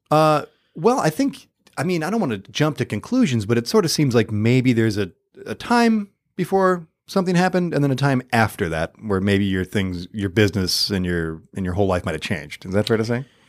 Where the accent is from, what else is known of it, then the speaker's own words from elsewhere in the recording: Michigan, United States; now in Los Angeles, United States; I'm from Michigan